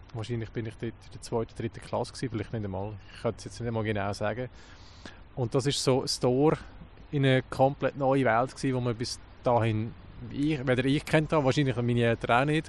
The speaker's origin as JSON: {"language": "German", "region": "Lucerne", "country": "Switzerland", "said": "als Luzerner"}